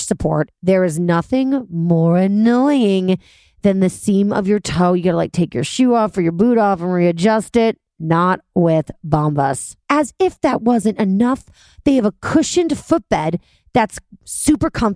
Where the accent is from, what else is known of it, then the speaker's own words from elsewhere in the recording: New York City, New York, United States; I'm a New Yorker